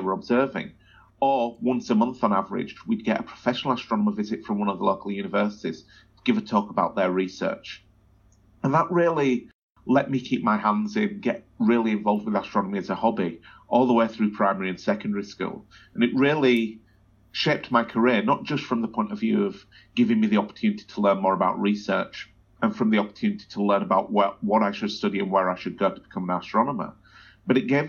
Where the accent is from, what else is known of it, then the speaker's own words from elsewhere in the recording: Wakefield, Yorkshire and the Humber, United Kingdom; now in Australia; I grew up in a place called Wakefield